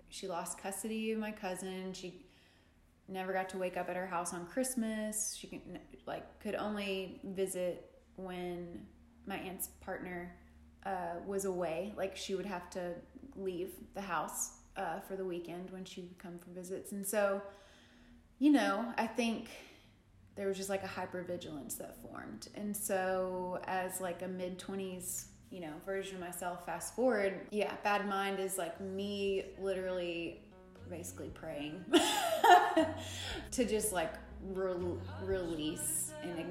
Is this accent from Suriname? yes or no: no; Tennessee, United States; I grew up in the South, I grew up in Tennessee